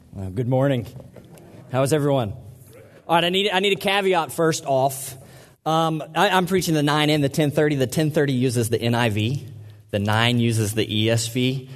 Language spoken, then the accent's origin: English; Mississippi, United States; I'm from Mississippi